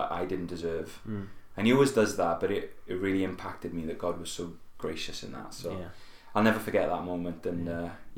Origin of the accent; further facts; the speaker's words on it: Merthyr Tydfil, Wales, United Kingdom; also born or lived in Cardiff; I'm actually originally from a town in South Wales called Merthyr Tydfil. That's where I was born, that's where I grew up